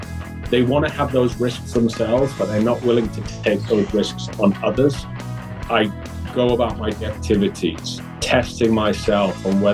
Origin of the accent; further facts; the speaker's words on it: Newcastle, North East England, United Kingdom; I'm originally from Newcastle, England. So that's a northeast, about 100 miles south of Scotland.